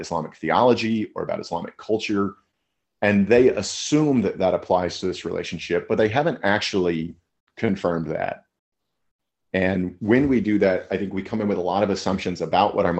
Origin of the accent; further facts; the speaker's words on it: Amarillo, Texas, United States; I grew up in Amarillo, Texas